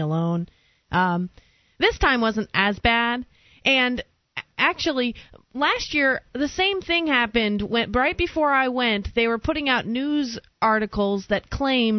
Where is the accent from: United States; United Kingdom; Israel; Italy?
United States; New York; I was born in New York